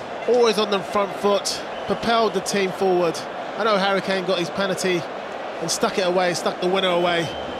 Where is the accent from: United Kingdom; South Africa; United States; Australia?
United Kingdom; England; being an Englishman